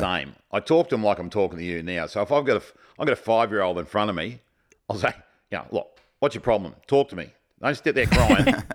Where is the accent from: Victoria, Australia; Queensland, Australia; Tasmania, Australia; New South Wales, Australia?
Queensland, Australia; Kilcoy; Carmel and I both were born, grew up and went to school in a place called Kilcoy